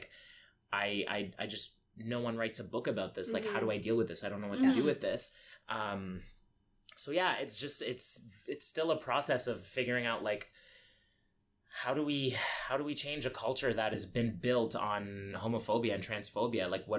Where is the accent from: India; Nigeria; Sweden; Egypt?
Egypt; Like when I grew up in Egypt, I didn't even know what being gay was